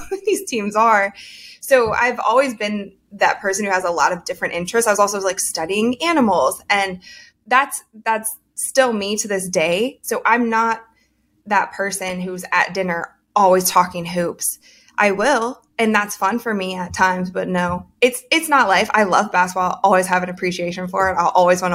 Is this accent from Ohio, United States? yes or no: yes; Ohio, United States; We're both from Ohio